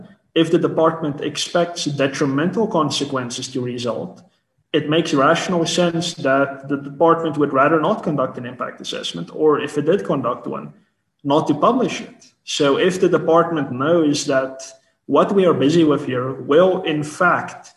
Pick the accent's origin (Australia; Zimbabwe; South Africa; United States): South Africa; As South African citizens, as South African business people